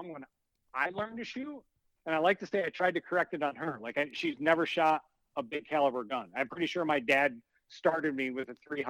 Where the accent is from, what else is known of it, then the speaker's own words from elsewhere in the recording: Michigan, United States; we're from Michigan.